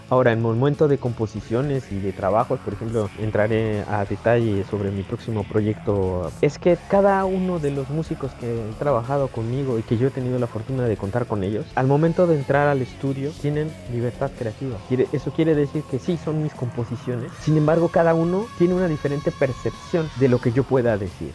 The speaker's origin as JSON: {"language": "Spanish", "country": "Mexico"}